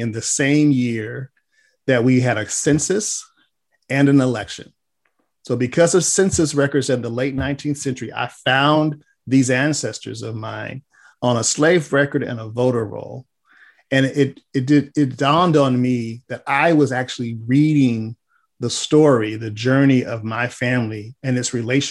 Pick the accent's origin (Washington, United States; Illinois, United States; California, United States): California, United States; Los Angeles; I was born in Hollywood, California